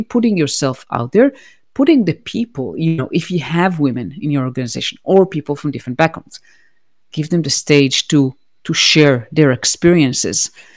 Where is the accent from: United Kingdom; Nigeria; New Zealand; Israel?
Israel; moved away as an adult; also born or lived in United States; I now reside in Israel, which is my home country. But I used to live in the United States for nine years.